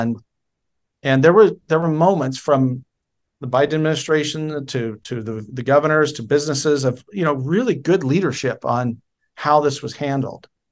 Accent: Oregon, United States; moved away as an adult; I was born in October of nineteen seventy, uh, in Oregon. I spent my first twenty-two years in Oregon.

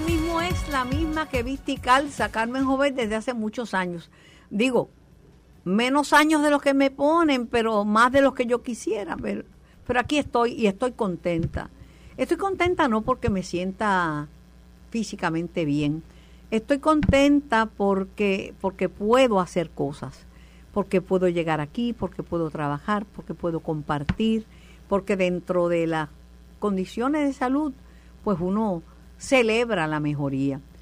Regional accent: Puerto Rico; soy una puertorriqueña

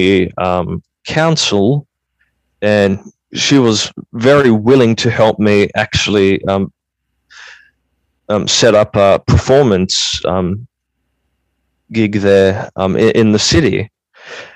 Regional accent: Australia; I was born in Australia.

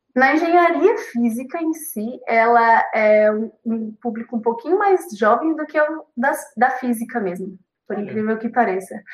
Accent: Guarulhos, São Paulo, Brazil; eu sou de Guarulhos

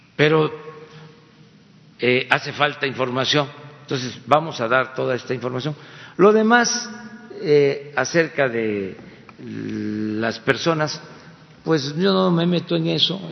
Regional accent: Mexico; ya en nuestro país había imprentas y había universidades

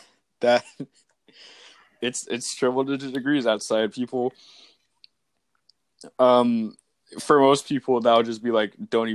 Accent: New Hampshire, United States; born there; now in California, United States; I was born in New Hampshire.

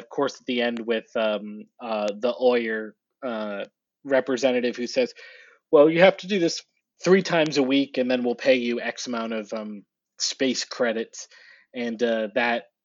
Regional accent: New England, United States; I'm from New England and I grew up, in a Patriots household

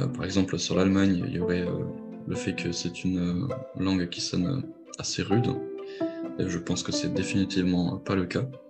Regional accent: Lorraine, Grand Est, France; moved away as an adult; now in Düsseldorf, Germany; Je viens de, de Lorraine, c'est là où, j'ai grandi

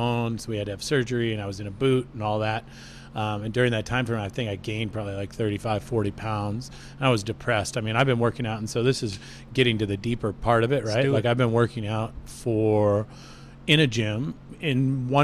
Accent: Snohomish, Washington, United States; moved away as an adult; also born or lived in Seattle; now in San Jose, United States; in Washington State, where I grew up in Snohomish

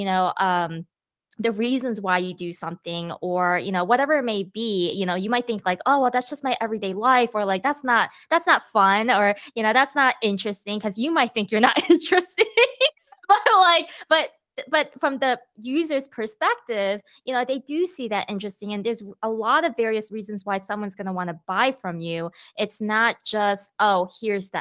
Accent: Michigan, United States; moved away as an adult; also born or lived in Australia / Texas; I am half Korean, half Chinese, born and raised in Michigan

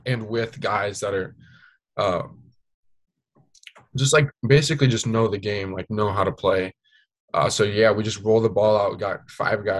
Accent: Spokane area, Eastern Washington, United States; growing up in Eastern Washington in the Spokane area

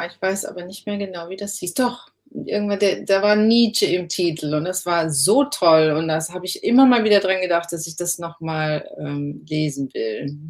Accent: Southern Germany, Germany; also born or lived in Cologne; Ja, ich komme ja aus dem Süden und habe sehr lange in Köln gewohnt

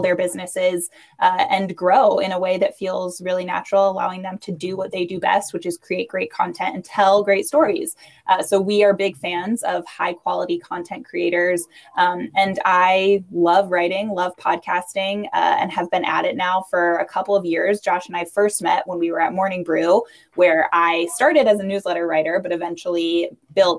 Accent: New York, United States; I am a New Yorker.

